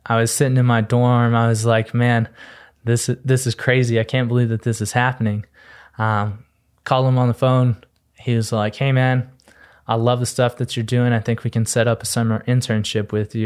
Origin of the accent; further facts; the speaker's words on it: Texas, United States; moved away; I'm originally from Texas. I came out here just an innocent Texas boy